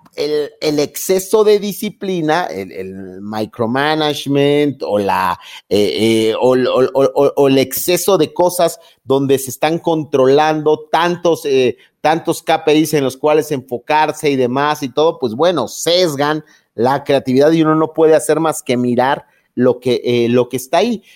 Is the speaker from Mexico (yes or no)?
yes; Mexico; a los eh, mexicanos